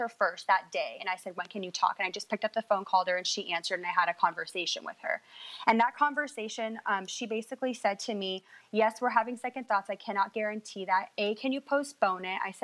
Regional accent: Washington, United States; now in California, United States; we're both born and raised in Washington, but we live in California

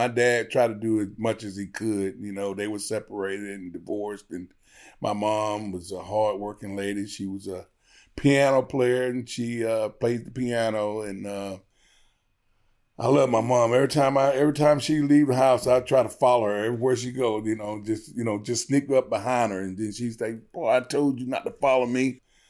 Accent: Georgia, United States; I grew up very poor. We was on welfare.

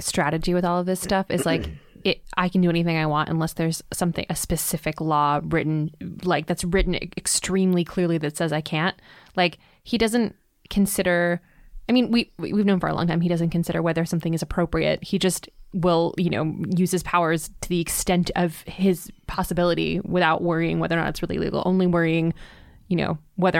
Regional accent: Canada; moved away; also born or lived in England; Well, I have only understood for most of my life the parliamentary system, because I grew up in Canada and then lived in England.

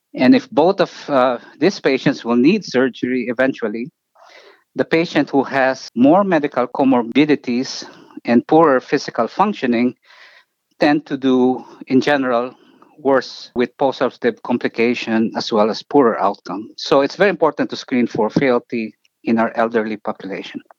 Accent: Philippines; moved away as an adult; also born or lived in New York, United States; now in Cleveland, United States; I grew up in, uh, in the Philippines and I actually finished medical school there

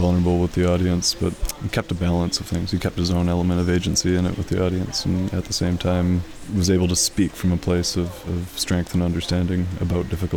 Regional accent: Vancouver, British Columbia, Canada; having grown up riding the bus all over Vancouver

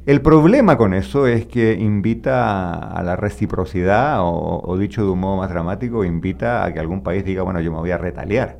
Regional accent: Chile; mi país, Chile

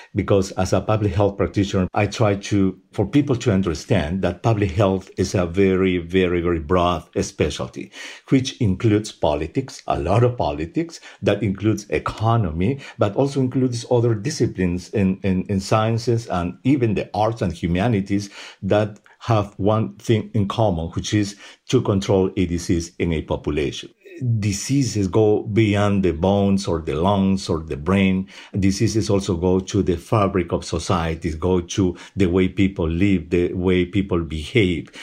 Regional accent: Peru; moved away; Peru, at least, which is my home country.

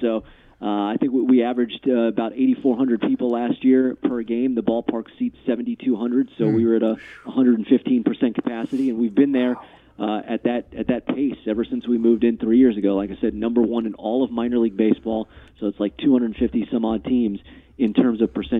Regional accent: California, United States; also born or lived in Fort Myers; now in Minnesota, United States; so I'm originally from Southern California, but Minnesota is the fifth state I've lived in, and I moved here from Fort Myers, you know, 11 years ago

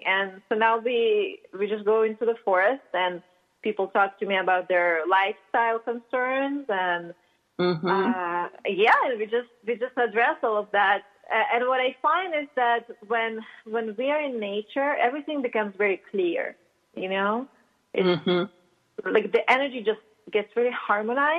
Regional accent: Russia; accent: Russian; English is a second language; moved away; I grew up in Russia, as you can probably tell by my accent. I still haven't shaken it off fully

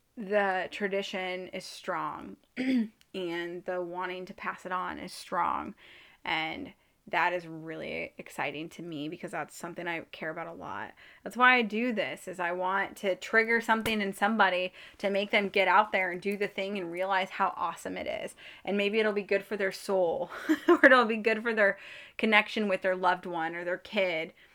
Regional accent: Midwest, United States; I'm from the Midwest

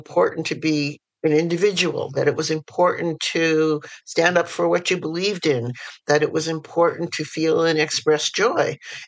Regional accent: New York City, New York, United States; And I was born in New York City, and I was raised in various parts of the city and also the suburbs, and back in the city for high school.

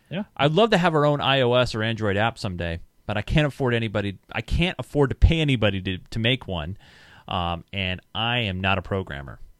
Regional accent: New Zealand; I'm …, or … as my Minecraft, and I come from New Zealand. A Kiwi, I think that's what they call them.

